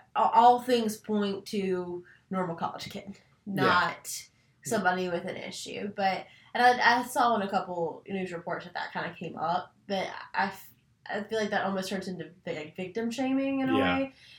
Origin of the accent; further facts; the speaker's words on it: North Carolina, United States; growing up in North Carolina